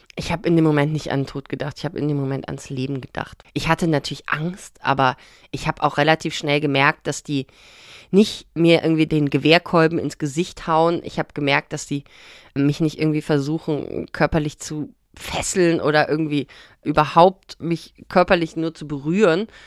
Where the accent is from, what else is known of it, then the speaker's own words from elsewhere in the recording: Bonn, North Rhine-Westphalia, Germany; der Kontext, wo wir groß geworden sind in Bonn